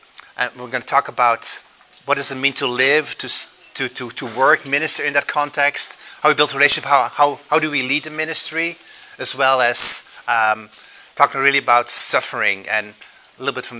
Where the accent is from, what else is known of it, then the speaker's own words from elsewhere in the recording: Belgium; English is a second language; also born or lived in Netherlands; If you hear an accent, that's because I grew up in Europe, in Belgium and Holland.